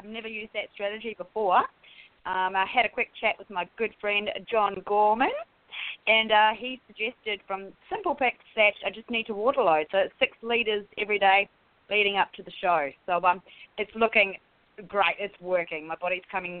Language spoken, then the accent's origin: English; New Zealand; now in Australia; I'm a Kiwi living in Australia